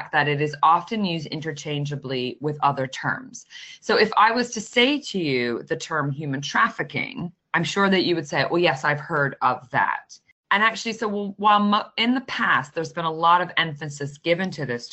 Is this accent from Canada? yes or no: yes; Canada; I'm a Canadian